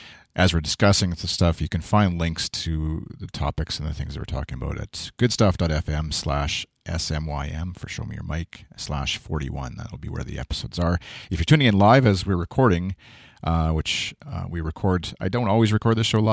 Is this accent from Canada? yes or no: yes; Canada; being Canadian and CBC listener